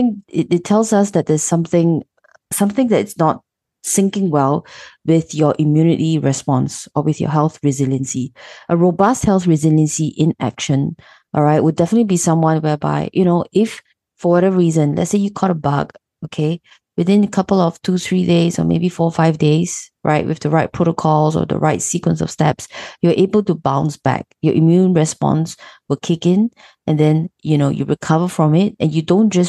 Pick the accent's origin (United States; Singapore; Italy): Singapore; I'm actually born and raised in Singapore